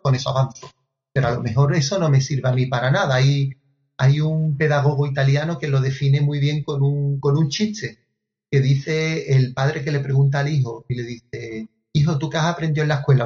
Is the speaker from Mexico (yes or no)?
no; Andalusia, Spain; fue la primera vez que salí no solo de España, sino de mi, de mi comunidad autónoma de Andalucía